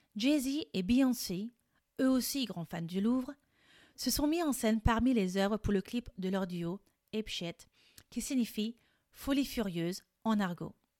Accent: France; Je suis française et coach de français

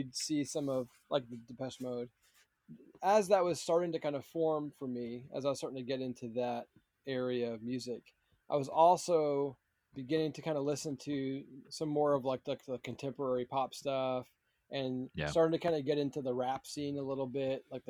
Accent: Massachusetts, United States; also born or lived in Rhode Island; We moved from Rhode Island into Massachusetts

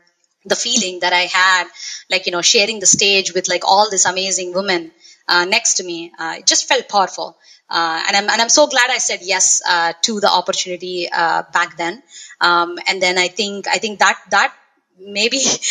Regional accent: South India, India; moved away as an adult; now in Los Angeles, United States; I am originally from India, from a small town in the southern part of India, actually. And currently, I'm living in Los Angeles, California

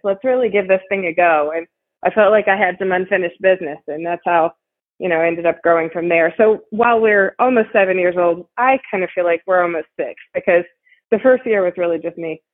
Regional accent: Ohio, United States; moved away as an adult; also born or lived in Texas; now in Houston, United States; I actually grew up in Ohio, and I made it down here to to Texas as quick as I could, and I have been here for about twelve years

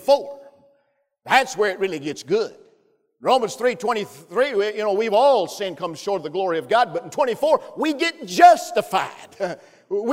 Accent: Pisgah, Alabama, United States; moved away; I'm from Pisgah, Alabama

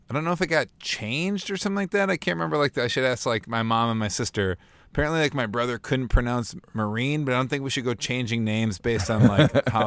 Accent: Bloomington, United States; I'm nervous. I'm pretty hungry. I'd like a snack. And I'm from Bloomington.

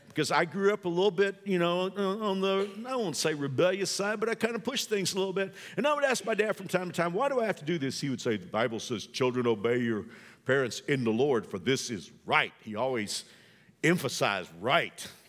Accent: the South, United States; I know I'm old school and I'm from the South.

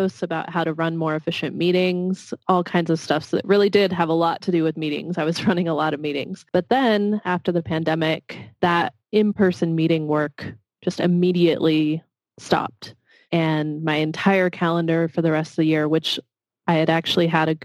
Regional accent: Washington, District of Columbia, United States; moved away; I grew up in the Washington, D.C. area

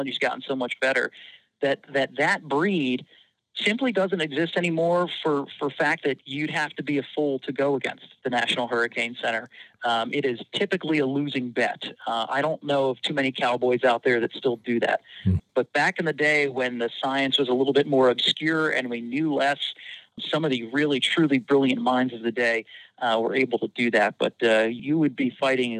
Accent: Philadelphia, Pennsylvania, United States; moved away as an adult; now in Louisiana, United States; I grew up in Philadelphia

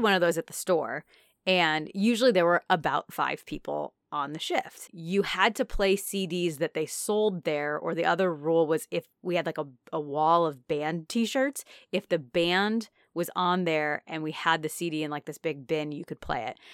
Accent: Naperville, Illinois, United States; my hometown

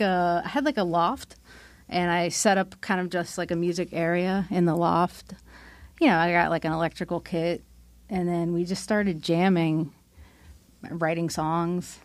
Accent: Pennsylvania, United States; I grew up in Pennsylvania

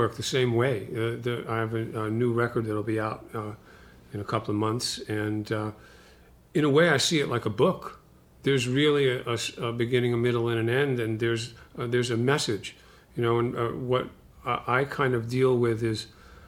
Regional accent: Brooklyn, New York, United States; also born or lived in London, England; I grew up in Brooklyn

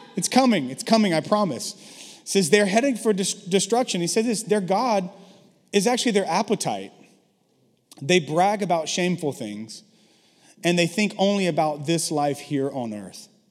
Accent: the South, United States; now in San Francisco, United States; I grew up in the South.

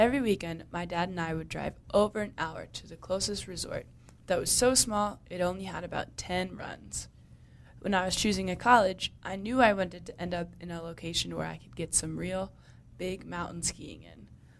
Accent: Maryland, United States; moved away as an adult; now in Utah, United States; I grew up in Maryland, where there are not a lot of mountains.

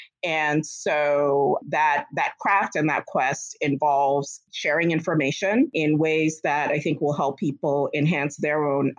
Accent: Ghana; now in United States; I am from Ghana and the United States. My parents were from Ghana. I partly grew up there, but I was actually born in the United States.

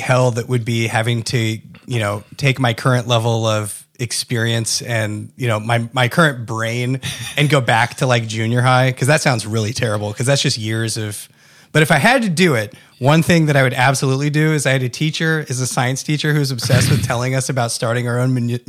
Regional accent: Texas, United States; also born or lived in California; So yeah, you know, like growing up in Texas, I actually didn't have much of a Texas twang because I watched TV.

